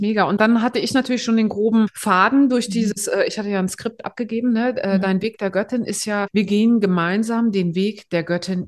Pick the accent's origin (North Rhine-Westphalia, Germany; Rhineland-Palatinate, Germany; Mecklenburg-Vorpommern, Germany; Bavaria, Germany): Mecklenburg-Vorpommern, Germany; Greifswald; ich komme aus Greifswald.